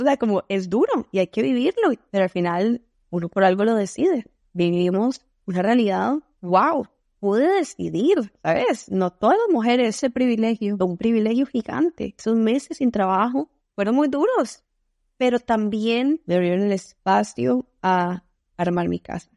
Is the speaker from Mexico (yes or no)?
no; Costa Rica; first language Spanish; moved away as an adult; also born or lived in Spain; now in Seattle, United States; Vengo de Costa Rica, que múltiples veces confundido por Puerto Rico